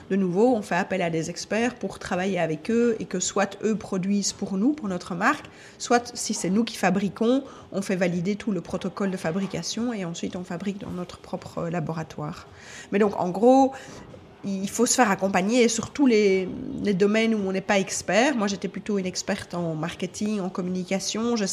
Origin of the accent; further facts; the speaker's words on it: Charleroi, Wallonia, Belgium; moved away as an adult; now in Brussels, Belgium; J'ai moi-même 48 ans, j'habite euh, à Bruxelles depuis une vingtaine d'années, mais à l'origine je suis de Charleroi.